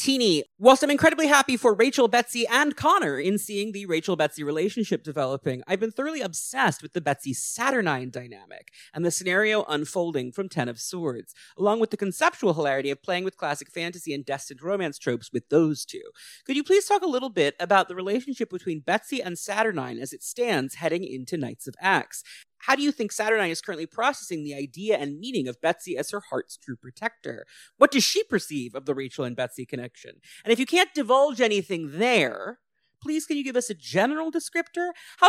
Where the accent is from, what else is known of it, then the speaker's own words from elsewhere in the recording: England, United Kingdom; with the added bonus that I am an English white woman.